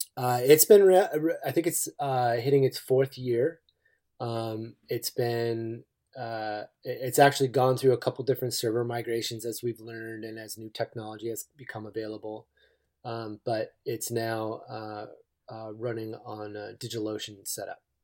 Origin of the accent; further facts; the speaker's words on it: East Coast, United States; now in Eugene, United States; I grew up on the East Coast